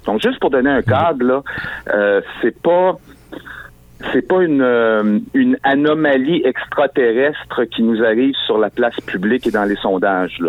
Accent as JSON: {"language": "French", "town": "Quebec City", "region": "Quebec", "country": "Canada", "said": "moi j'étais de Sainte-Foy à Québec"}